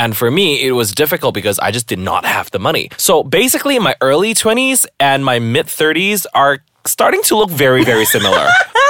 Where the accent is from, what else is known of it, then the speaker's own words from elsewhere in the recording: Malaysia; washes away the shame and the guilt of all the abuse that you know, as a Malaysian kid, everybody has suffered.